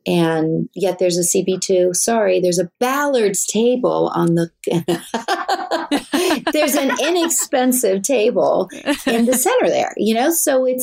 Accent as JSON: {"language": "English", "region": "Wales", "country": "United Kingdom", "said": "I'm from Wales"}